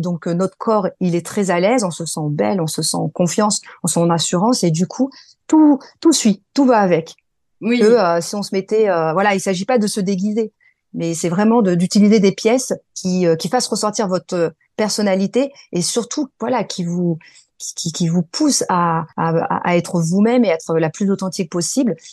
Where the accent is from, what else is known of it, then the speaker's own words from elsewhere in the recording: France; also born or lived in Morocco; je suis franco-marocaine, mais je suis née en France et mes parents sont marocains